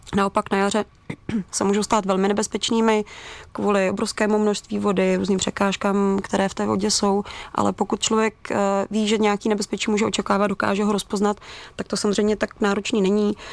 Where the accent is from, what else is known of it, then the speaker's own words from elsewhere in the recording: Czechia; my jako Češi